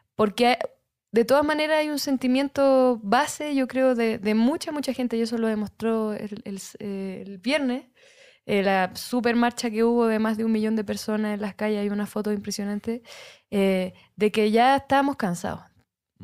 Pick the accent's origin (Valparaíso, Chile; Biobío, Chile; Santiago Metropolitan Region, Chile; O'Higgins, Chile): Santiago Metropolitan Region, Chile; Santiago; soy música chilena de Santiago de Chile